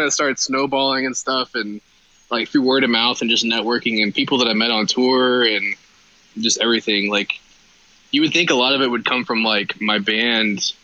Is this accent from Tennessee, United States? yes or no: yes; Nashville, Tennessee, United States; moved away as an adult; now in Los Angeles, United States; I'm from Nashville.